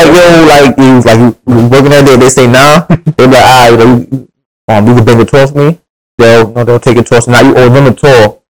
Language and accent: English; New York City, New York, United States; I'm born and raised in Brooklyn.